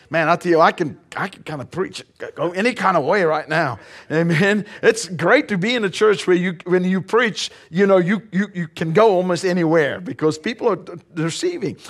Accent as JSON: {"language": "English", "country": "South Africa", "also_born_or_lived": "northern Colorado, United States", "moved": "yes", "lives_now": "Colorado, United States", "said": "We are originally from South Africa. We now reside here in the United States and we live in northern Colorado"}